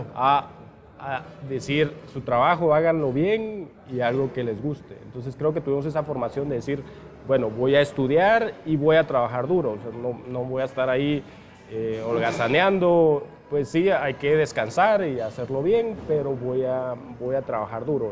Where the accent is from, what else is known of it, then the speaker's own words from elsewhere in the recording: Piedra Cuache, San Marcos, Guatemala; moved away as an adult; yo crecí en Piedracuache, ahí estudié toda la primaria